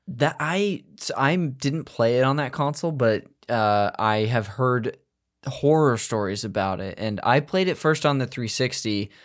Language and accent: English; Modesto, California, United States; I'm north of that. I'm from Modesto.